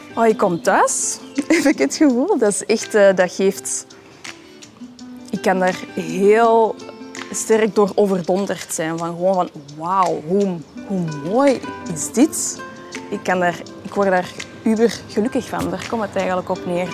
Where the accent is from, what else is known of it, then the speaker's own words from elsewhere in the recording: Antwerp, Flanders, Belgium; ik hier als Antwerpenaar